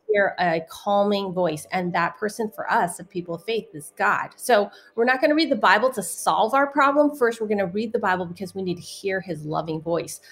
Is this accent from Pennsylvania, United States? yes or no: no; San Francisco, California, United States; I was born in San Francisco, Chinatown